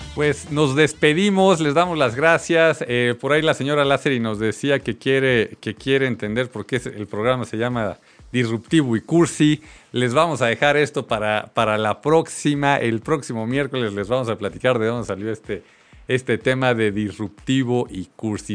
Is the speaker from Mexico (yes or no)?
yes; Mexico